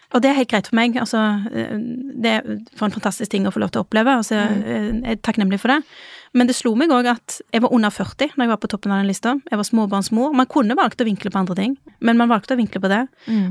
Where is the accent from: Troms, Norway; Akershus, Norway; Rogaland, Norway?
Rogaland, Norway; moved away; Siden jeg kom fra Rogaland